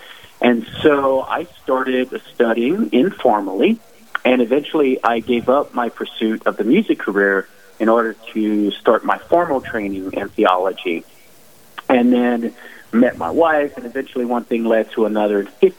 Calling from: Murrieta, California, United States; I'm coming to you from north of San Diego, California, this place called Murrieta. Temecula.

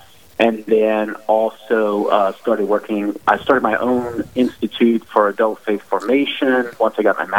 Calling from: Murrieta, California, United States; I'm coming to you from north of San Diego, California, this place called Murrieta. Temecula.

